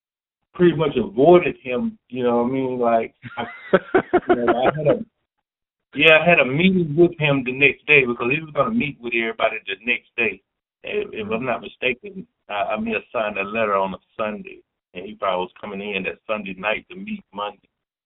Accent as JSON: {"language": "English", "region": "the South", "country": "United States", "said": "I'm from the South, so and I'm also a freshman, so I'm learning as I go."}